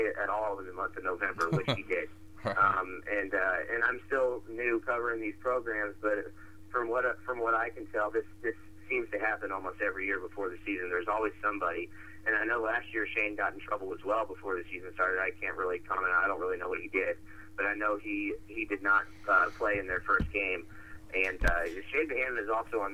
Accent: Kansas City, Missouri, United States; now in Louisville, United States; I'm from Kansas City, so my UMKC Roos are coming into town Wednesday night, you know, so that'll be exciting to see a team that I grew up kind of watching

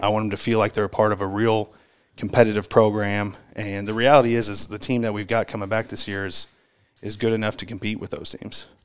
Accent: Brownsburg, Indiana, United States; now in Louisville, United States; grew up actually in Indiana

